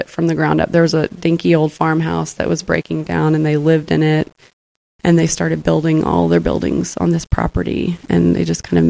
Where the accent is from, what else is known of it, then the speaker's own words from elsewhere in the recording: Texas, United States; moved away as an adult; also born or lived in Washington, D.C. / Illinois; I grew up in Texas. I grew up in the Church of Christ. I lived overseas for a while